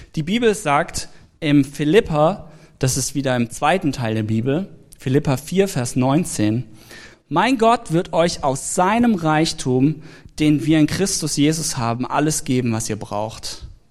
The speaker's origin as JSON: {"language": "German", "region": "Swabia", "country": "Germany", "said": "ich komme ja aus dem Schwabenland. Da spart man an allem Möglichen"}